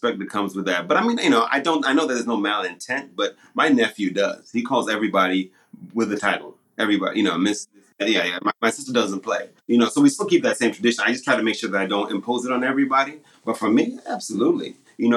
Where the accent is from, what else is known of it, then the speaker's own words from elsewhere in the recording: Zimbabwe; first language Shona; English is a second language; moved away; I've been accused many times by my Zim friends, because I don't speak Shona anymore. I don't speak my native tongue anymore